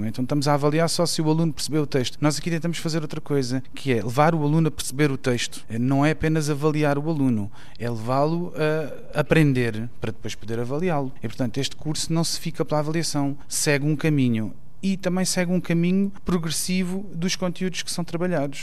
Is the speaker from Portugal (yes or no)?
yes; Portugal; nosso país